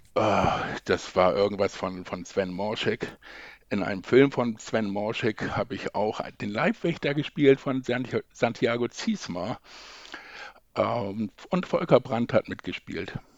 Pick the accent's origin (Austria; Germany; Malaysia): Germany; Lilienthal, Lower Saxony; ich komme aus der Nähe von Bremen. Lilienthal heißt das kleine Dorf